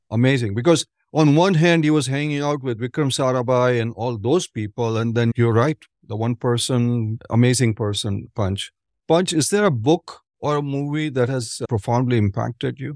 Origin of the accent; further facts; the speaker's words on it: Ahmedabad, Gujarat, India; moved away; I'm originally from Ahmedabad, Punj.